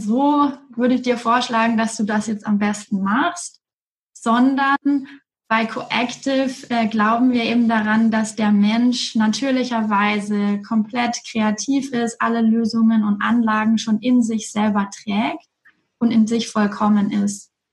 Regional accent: Erlangen, Bavaria, Germany; moved away as an adult; ich komme aus Erlangen

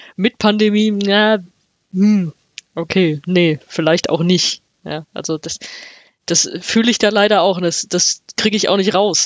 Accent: Frankfurt, Hesse, Germany; ich als Frankfurterin

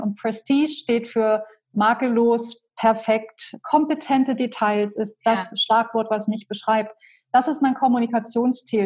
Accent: Köthen, Saxony-Anhalt, Germany; moved away as an adult; also born or lived in Berlin; ich bin aufgewachsen in Köthen in Sachsen-Anhalt

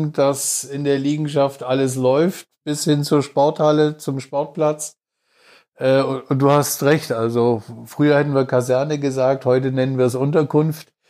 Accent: Laupheim, Baden-Württemberg, Germany; moved away; also born or lived in Frankfurt / Moscow / Berlin; komme gebürtig aus Baden-Württemberg, aus Laubheim in der Nähe von Ulm, bin aber äh, über Frankfurt, Moskau, Berlin, ja eigentlich schon fast in jedem Winkel, äh, zumindest Deutschlands und auch teilweise im Ausland gewesen.

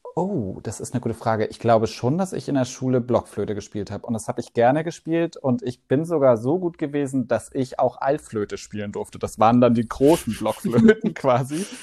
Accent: Swabia, Baden-Württemberg, Germany; moved away as an adult; now in Hamburg, Germany; im Schwabeländle aufgewachsen und dann mit 18 sofort wieder zurück

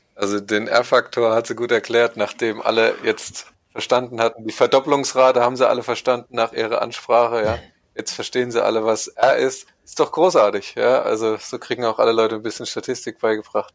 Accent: East Germany, Germany; Ich bin ja Ossi.

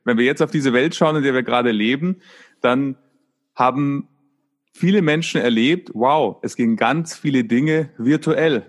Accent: Munich, Bavaria, Germany; In, in Bayern, ich komme aus München

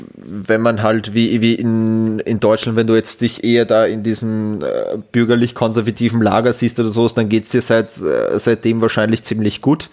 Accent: Austria; als Österreicher

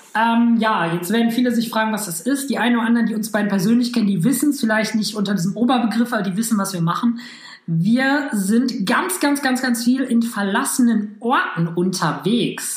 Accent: Hamm, North Rhine-Westphalia, Germany; moved away as an adult; now in Düsseldorf, Germany; Ich komme ursprünglich aus Hamm, das ist zwischen Dortmund und Münster.

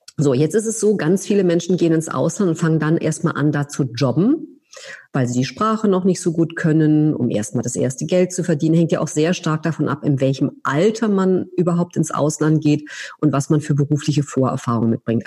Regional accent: Berlin, Germany; moved away as an adult; also born or lived in France / United States; nicht als Deutsche oder als Berlinerin

